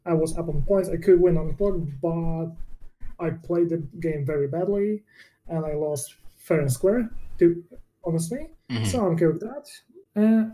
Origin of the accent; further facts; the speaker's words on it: Warsaw, Masovian Voivodeship, Poland; we are from Warsaw